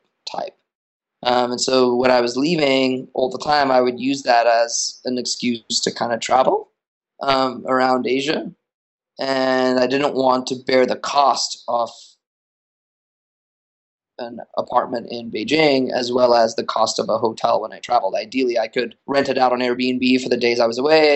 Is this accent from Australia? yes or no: yes; Australia; also born or lived in United States; now in New York City, United States; I'm originally from Australia